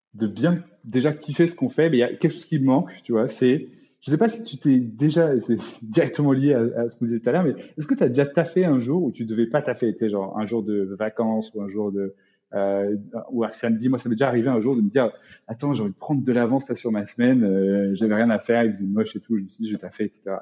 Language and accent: French; France; en tant que Français